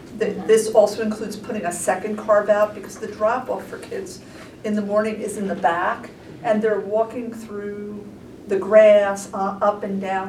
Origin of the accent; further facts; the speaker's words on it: Newark, New Jersey, United States; I grew up in Newark and went through the public school system there